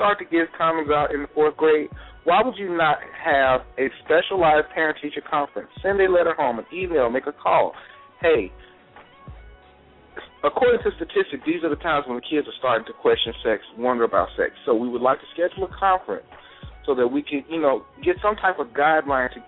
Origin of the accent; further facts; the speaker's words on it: Mississippi, United States; I grew up in Mississippi